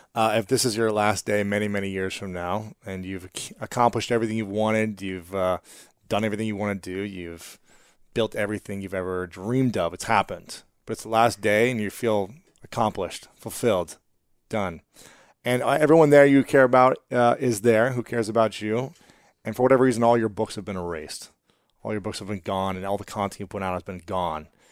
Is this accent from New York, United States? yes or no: no; Delaware, Ohio, United States; I'm actually from Delaware, Ohio